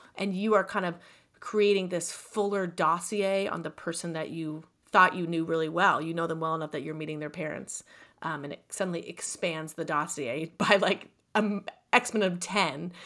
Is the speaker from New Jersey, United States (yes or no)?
no; California, United States; I'm from California